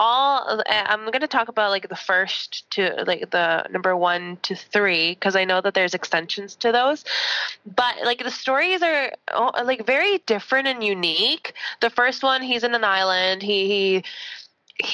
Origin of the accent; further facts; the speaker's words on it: Canada; because I'm Canadian.